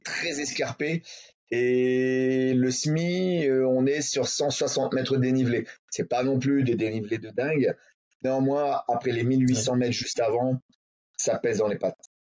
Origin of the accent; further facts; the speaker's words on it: Hauts-de-France, France; je suis de l'Étrême des Hauts-de-France